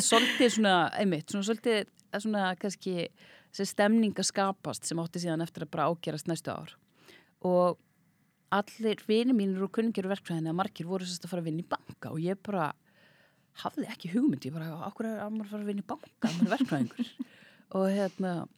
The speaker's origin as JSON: {"language": "Icelandic", "town": "Reykjavík", "region": "Capital Region", "country": "Iceland", "tie": "born or raised there", "also_born_or_lived": "Hafnarfjörður", "said": "ég elst upp í Reykjavík, bjó fyrstu árun mín í Hafnafjörði"}